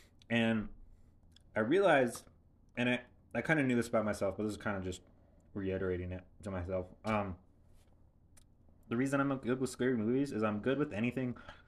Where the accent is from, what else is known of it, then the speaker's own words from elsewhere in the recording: Southern California, United States; because I grew up in Southern California